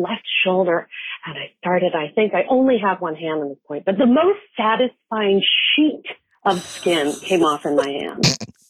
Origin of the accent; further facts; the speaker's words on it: Denver, Colorado, United States; I grew up in Denver, Colorado.